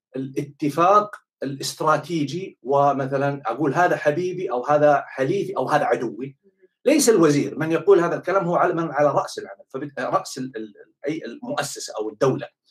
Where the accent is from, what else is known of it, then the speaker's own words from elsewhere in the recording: Saudi Arabia; انا بالنسبه لي كسعودي